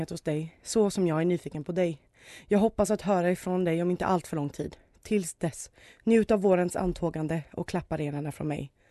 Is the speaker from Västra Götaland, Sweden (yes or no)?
yes; Gothenburg, Västra Götaland, Sweden; Men som göteborgare var jag faktiskt tvungen.